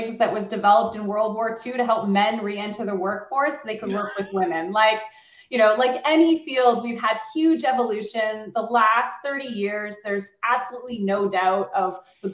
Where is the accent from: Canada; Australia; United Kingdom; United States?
Canada; also born or lived in Waterloo, Ontario, Canada; As a Canadian woman CEO